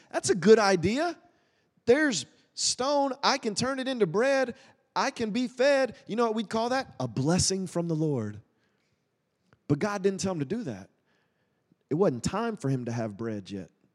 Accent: Woodstock, Georgia, United States; moved away as an adult; also born or lived in Tulsa, Oklahoma; I grew up in Woodstock

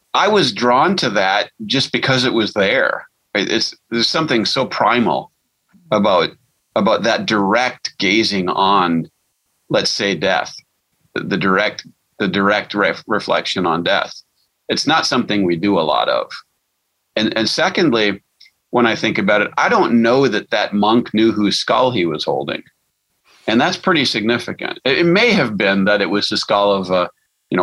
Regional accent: Milwaukee, Wisconsin, United States; When I was a boy, I grew up in Milwaukee

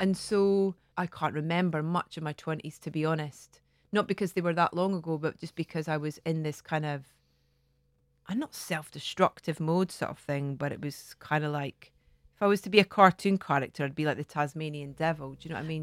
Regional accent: Scotland, United Kingdom; moved away as an adult; also born or lived in London; I'd kind of got down to London, away from Scotland.

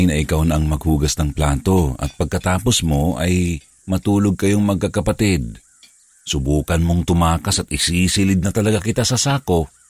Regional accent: Central Luzon, Philippines; now in Makati, Philippines; tubong Bulacan, at kasalukuyang nakatira dito sa Kumembo, Makati.

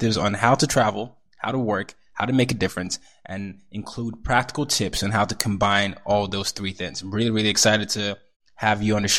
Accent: Nigeria; And not just because as a Nigerian, it means so much to me, because it, you know, it talks about the continent and, you know, African diaspora.

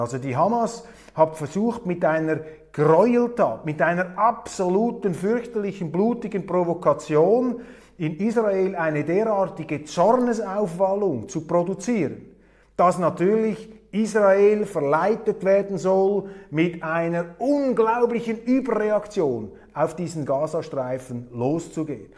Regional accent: Switzerland; als Schweizer

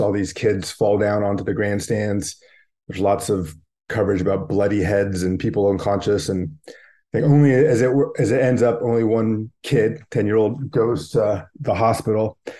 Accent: Bay Area, California, United States; I grew up in the Bay Area

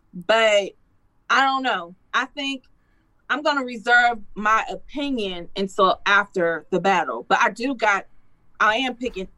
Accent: Detroit, Michigan, United States; I'm from Detroit.

